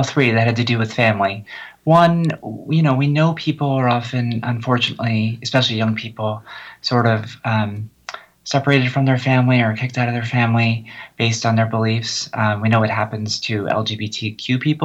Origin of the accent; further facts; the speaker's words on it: New Jersey, United States; I grew up in New Jersey where no one really cared